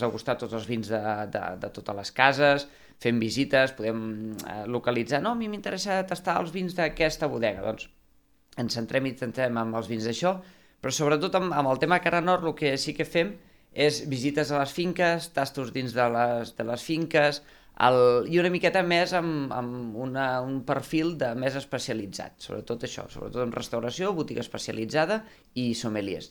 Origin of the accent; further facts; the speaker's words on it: Conca de Barberà, Catalonia, Spain; jo sóc de la Conca de Barberà